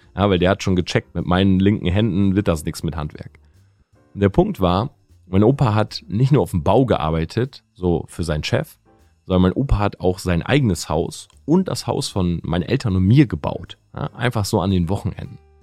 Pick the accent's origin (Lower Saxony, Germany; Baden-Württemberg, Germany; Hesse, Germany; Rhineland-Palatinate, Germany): Lower Saxony, Germany; Delmenhorst; bin groß geworden in der Stadt Delmenhorst